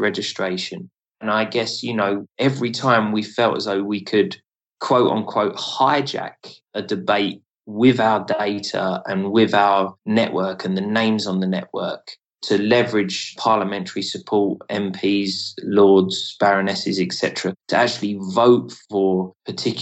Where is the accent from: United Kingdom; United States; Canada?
United Kingdom; being a British man